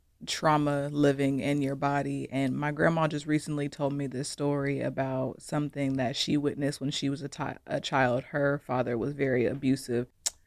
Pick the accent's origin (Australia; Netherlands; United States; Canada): United States; Ohio; And then just growing up, my fellow Ohioan, growing up in Ohio, when I go back home, it's just not many resources at all.